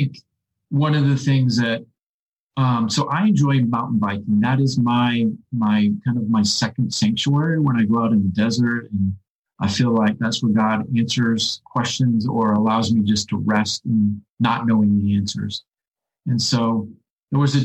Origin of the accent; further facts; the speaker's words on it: Midwest, United States; moved away; I came from the Midwest where thrift was everything